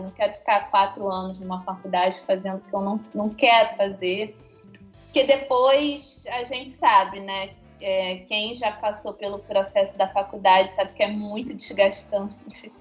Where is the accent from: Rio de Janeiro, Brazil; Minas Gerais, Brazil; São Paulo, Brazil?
Rio de Janeiro, Brazil; Niterói; moved away as an adult; now in Belo Horizonte, Brazil; eu sou nascida e criada em Niterói, no Rio de Janeiro, cidade que eu amo muito.